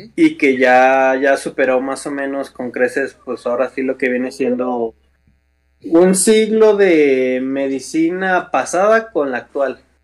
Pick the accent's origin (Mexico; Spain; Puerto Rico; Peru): Mexico; somos mexicanos